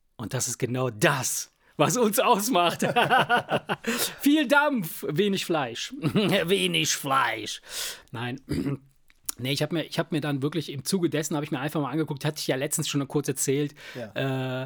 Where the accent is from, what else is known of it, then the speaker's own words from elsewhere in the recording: Rhineland, Germany; Wir, wir kommen ja aus dem Rheinland